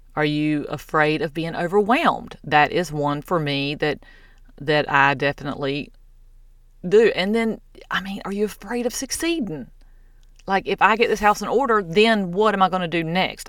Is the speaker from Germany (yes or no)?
no; the South, United States; I'm from the South